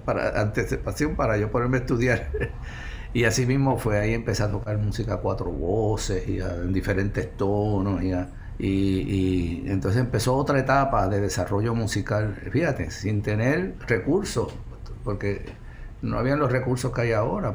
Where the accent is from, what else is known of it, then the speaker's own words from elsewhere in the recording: Puerto Rico; esas son mis raíces, yo soy puertorriqueño